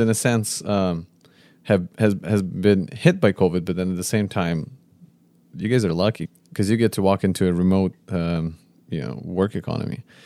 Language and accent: English; Konotop, Sumy Oblast, Ukraine; moved away; I came from a region from Northeast